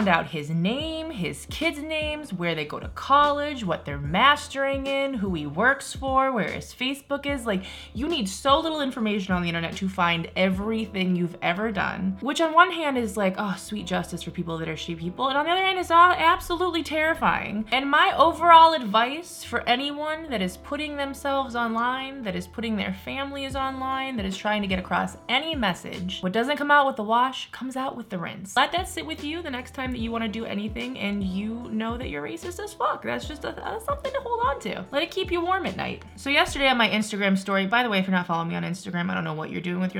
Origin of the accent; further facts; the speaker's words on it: Midwest, United States; I'm from the Midwest